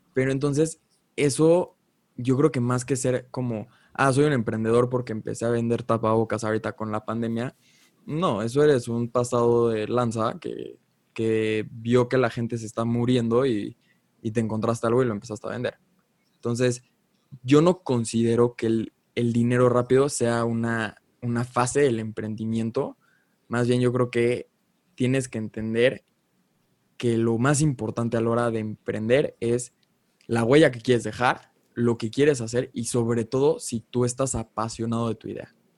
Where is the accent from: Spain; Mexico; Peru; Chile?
Mexico; Cuevas y yo somos mexicanos